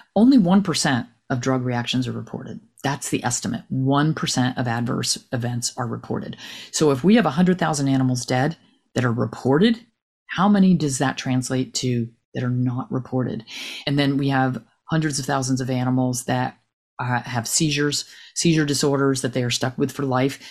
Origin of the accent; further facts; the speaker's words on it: New Jersey, United States; moved away as an adult; now in North Carolina, United States; I'm from New Jersey, huge tick area.